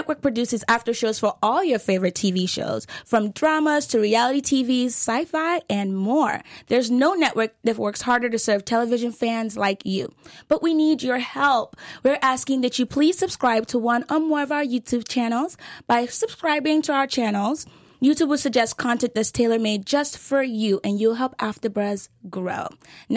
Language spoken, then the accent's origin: English; Texas, United States; I'm from Texas